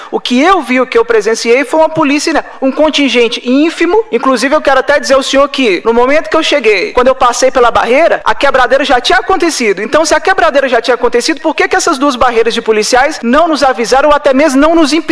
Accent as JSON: {"language": "Portuguese", "town": "Brasília", "region": "Federal District", "country": "Brazil", "tie": "born or raised there", "said": "Eu sou nascido e criado em Brasília, já participei de inúmeros atos aqui e tudo mais"}